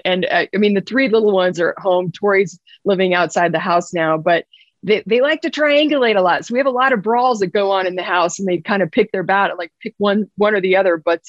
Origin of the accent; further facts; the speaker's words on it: Monument, Colorado, United States; I'm a homegrown Colorado kid. I grew up the road in Monument, right outside of the Air Force Academy.